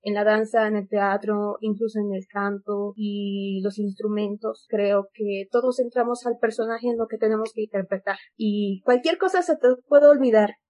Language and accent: Spanish; Bolivia; nosotros como bolivianos